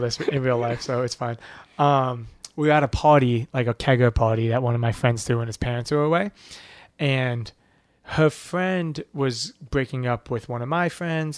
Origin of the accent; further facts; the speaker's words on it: Levittown, New York, United States; moved away as an adult; also born or lived in Boston; I grew up in Levittown, which is, like, one of the original suburbs